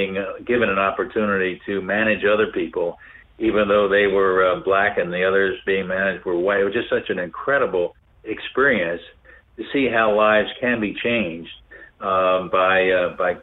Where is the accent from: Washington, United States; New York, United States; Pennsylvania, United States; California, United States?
Pennsylvania, United States; Philadelphia; also born or lived in South Africa; a church in Philadelphia, my hometown.